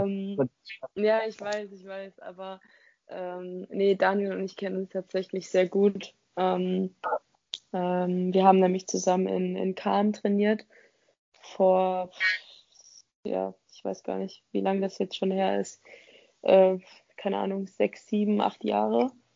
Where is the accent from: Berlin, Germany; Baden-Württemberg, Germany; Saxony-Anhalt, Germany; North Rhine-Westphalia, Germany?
North Rhine-Westphalia, Germany; Dortmund; moved away; also born or lived in Offenbach; ich komme aus Dortmund